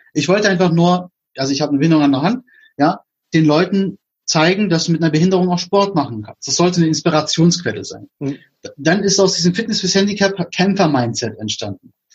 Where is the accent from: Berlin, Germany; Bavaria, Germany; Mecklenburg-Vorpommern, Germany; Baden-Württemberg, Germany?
Berlin, Germany; ich komme aus Berlin, da sagt man, es mir Rille